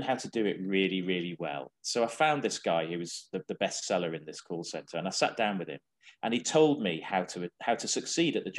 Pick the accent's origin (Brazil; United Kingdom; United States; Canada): United Kingdom; the Wirral, North West England; I was born on the Wirral